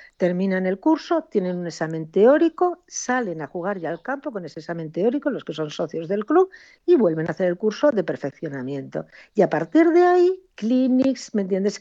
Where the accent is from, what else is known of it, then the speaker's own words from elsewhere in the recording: Cáceres, Extremadura, Spain; now in Galicia, Spain; Yo soy de Cáceres